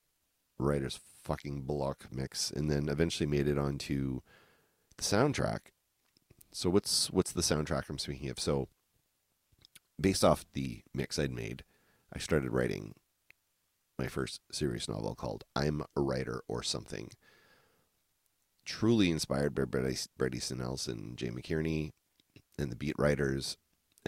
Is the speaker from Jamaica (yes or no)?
no; New Brunswick, Canada; I grew up in Podunk, New Brunswick